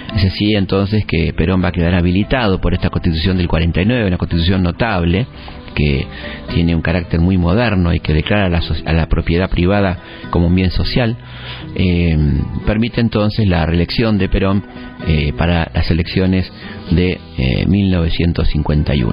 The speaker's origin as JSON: {"language": "Spanish", "country": "Argentina"}